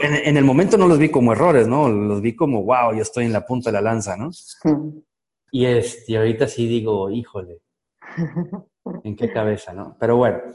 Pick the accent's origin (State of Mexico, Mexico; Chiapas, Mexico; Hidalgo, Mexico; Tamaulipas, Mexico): Chiapas, Mexico; also born or lived in Costa Rica; yo soy mexicano, vivo en, nací y vivo en Chiapas, que está al sur de México